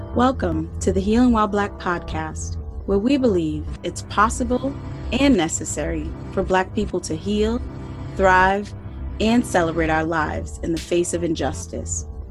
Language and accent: English; Rhode Island, United States; I'm from Rhode Island